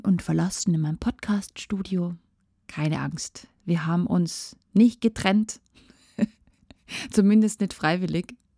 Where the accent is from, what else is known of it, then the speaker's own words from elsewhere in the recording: Tyrol, Austria; bei uns in Tirol